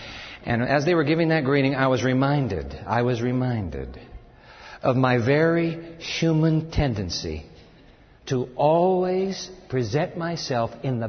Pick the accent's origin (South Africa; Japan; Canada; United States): Japan; born there; I was born in Japan, so I'm an American kid, but grew up overseas.